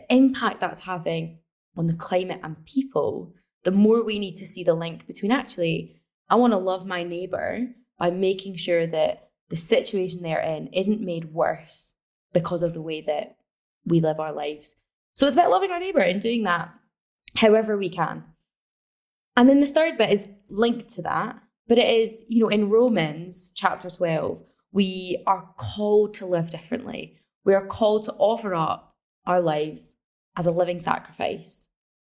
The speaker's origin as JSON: {"language": "English", "region": "Scotland", "country": "United Kingdom", "said": "So I'm from Scotland. We don't really see the impacts of climate change here"}